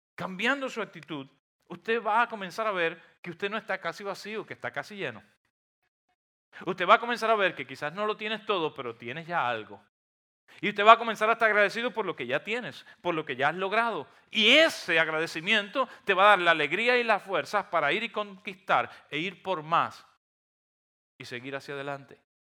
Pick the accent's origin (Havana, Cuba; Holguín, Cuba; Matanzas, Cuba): Holguín, Cuba; near Gibara; moved away; es un pueblo precioso, un pueblo eh, que está en una bahía, cerca de, de donde yo nací